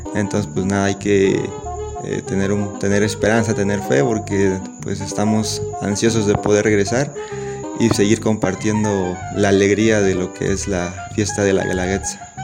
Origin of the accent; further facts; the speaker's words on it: San Sebastián Etla, Oaxaca, Mexico; soy de San Sebastián, Etla, Oaxaca